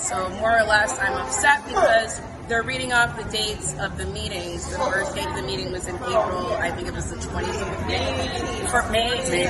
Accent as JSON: {"language": "English", "town": "Buffalo", "region": "New York", "country": "United States", "said": "I am from Kaisertown. Nothing was happening in Kaisertown."}